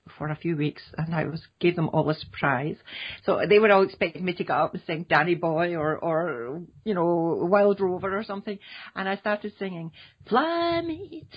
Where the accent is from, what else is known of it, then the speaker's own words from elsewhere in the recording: Scotland, United Kingdom; I come from Scotland